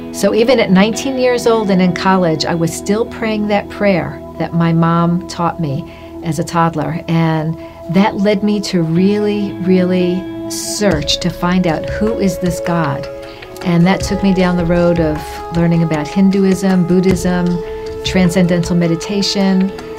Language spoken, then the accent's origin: English; New York City, New York, United States; I was raised in New York City into a Jewish family. We attended synagogue on the High Holy Days.